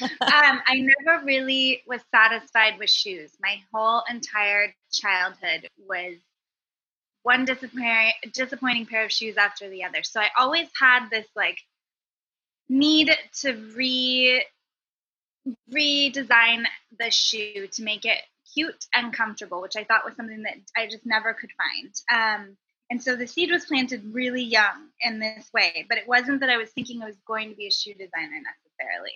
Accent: Bay Area, California, United States; I'm from the Bay Area

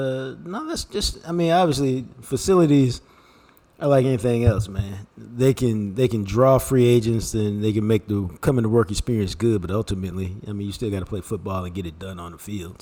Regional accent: Dallas, Texas, United States; My house in Oak Cliff was a great house growing up on Windchine

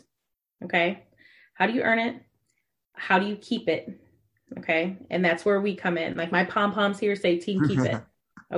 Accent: Ohio, United States; I'm from Ohio. So we have a lot of corn and cows in Ohio

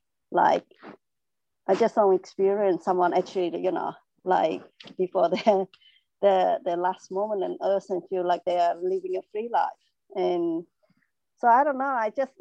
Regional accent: Melbourne, Victoria, Australia; I just think I'm from Melbourne, Australia, so now it's a bit late.

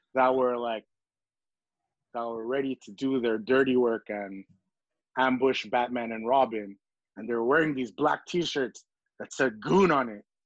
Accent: Montreal, Quebec, Canada; also born or lived in Philippines; Little Burgundy is the neighborhood that I grew up in the neighborhood that I remember coming up in.

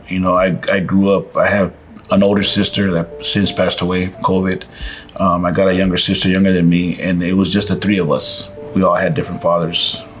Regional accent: Los Angeles, California, United States; I'm out of East Los Angeles, born and raised in Boyle Heights, February 12, 1968. I grew up in a good family. We didn't have much.

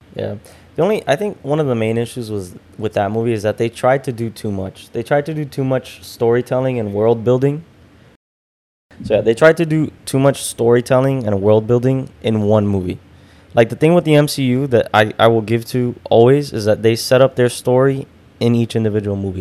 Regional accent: Hialeah, Florida, United States; going to the public library in Hialeah.

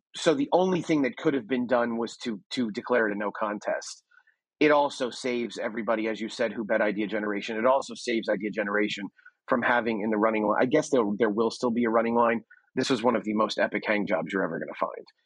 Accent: United States; also born or lived in Texas; I am as as standoffish an American as there can be

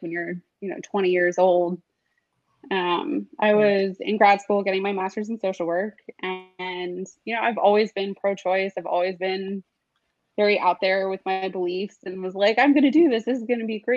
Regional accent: Baltimore, Maryland, United States; moved away as an adult; also born or lived in St. Louis, Missouri; now in Washington, D.C., United States; I grew up in Baltimore, and then I've lived in D.C.

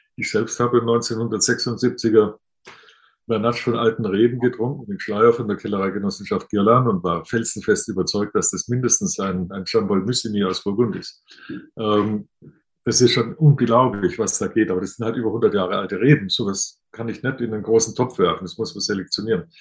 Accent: Bad Mergentheim, Baden-Württemberg, Germany; Als gebürtiger Baden-Württemberger aus einem Ort, Bad Mergentheim, durch den die württembergische und badische Grenze mitten durchläuft

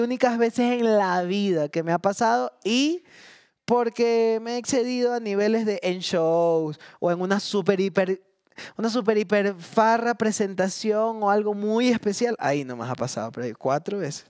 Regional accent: Guayaquil, Guayas, Ecuador; also born or lived in Long Island, New York; yo llegué de Long Island a Guayaquil

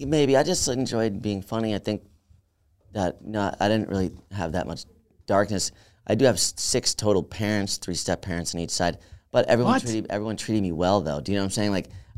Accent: Albany, New York, United States; Upstate New York.

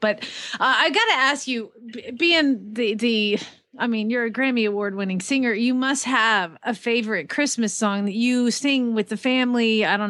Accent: Georgia, United States; moved away; I'm a Georgia born girl. I grew up in Georgia, and I'm now in an Air Force family.

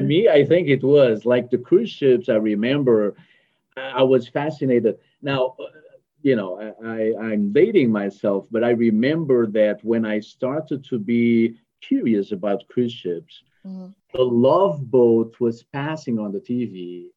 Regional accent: France; moved away as an adult; also born or lived in Portugal; now in Houston, United States; originally I'm, I'm French.

